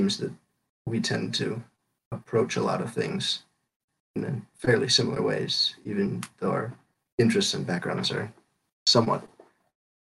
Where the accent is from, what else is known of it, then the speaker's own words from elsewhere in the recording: State College, Pennsylvania, United States; I'm from State College